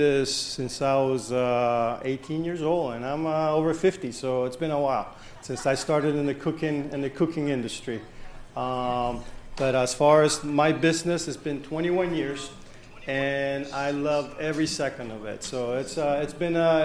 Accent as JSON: {"language": "English", "country": "Nicaragua", "said": "I'm from Nicaragua"}